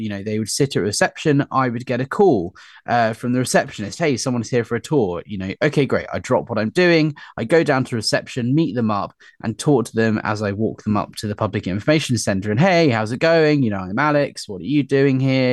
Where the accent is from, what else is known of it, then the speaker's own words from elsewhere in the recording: United Kingdom; also born or lived in London; we as polite British people